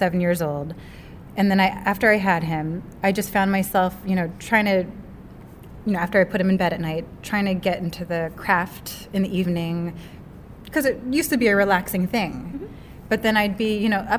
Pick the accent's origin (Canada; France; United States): United States; Seattle, Washington; I'm from Seattle, Washington